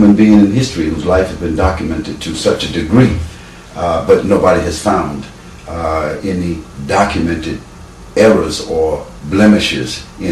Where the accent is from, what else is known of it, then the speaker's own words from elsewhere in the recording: New York City, New York, United States; also born or lived in Harlem, New York; I was born in America, born in Harlem, New York, raised in Brooklyn, New York, so I'm a New York homeboy